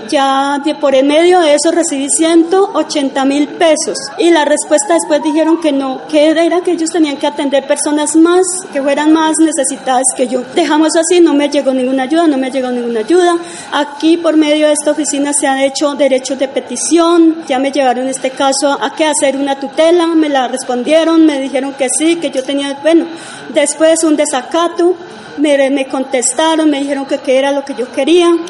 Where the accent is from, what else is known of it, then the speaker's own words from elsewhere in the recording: San Fernando, Tolima, Colombia; moved away; Eh, yo salí como desplazada de San Fernando, Tolima, es un corregimiento que pertenece al Líbano, Tolima.